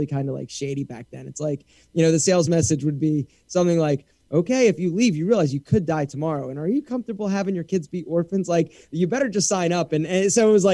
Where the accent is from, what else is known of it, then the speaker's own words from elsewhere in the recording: Philadelphia, Pennsylvania, United States; moved away as an adult; also born or lived in Morgantown, West Virginia; now in Atlanta, United States; I'm from Philadelphia, and I knew that I didn't want to go back there.